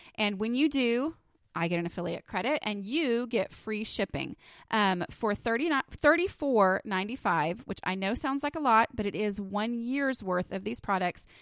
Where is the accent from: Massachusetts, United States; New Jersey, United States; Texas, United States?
Texas, United States; accent: Texas; my little Texas accent